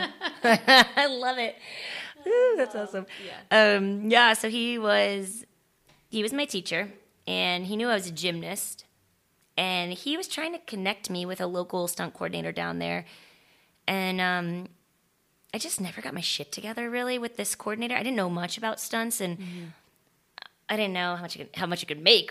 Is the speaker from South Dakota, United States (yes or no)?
no; Florida, United States; also born or lived in San Francisco, California; I was born in San Francisco, and we moved when I was two, and I, so I don't remember any of it. And we moved to Florida